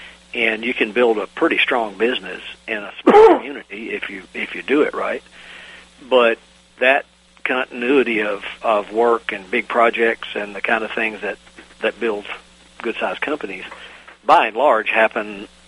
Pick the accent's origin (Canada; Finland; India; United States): United States; East Coast; moved away; being an East Coaster living in the mountains